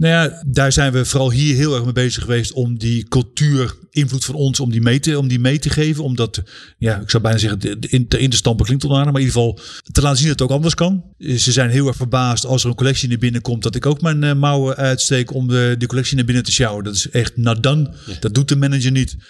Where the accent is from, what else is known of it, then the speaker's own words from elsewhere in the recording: Netherlands; moved away; we als Nederlanders